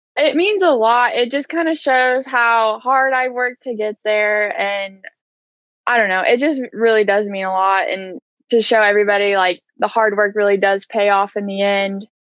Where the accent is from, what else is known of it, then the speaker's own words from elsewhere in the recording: Edmond, Oklahoma, United States; I grew up in Edmond and I went to Edmond North and I played four years there